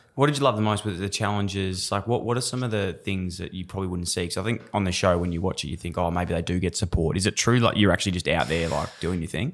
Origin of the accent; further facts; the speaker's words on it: Melbourne, Victoria, Australia; I grew up in Fitzroy, and we had that connection to the Brisbane Lions.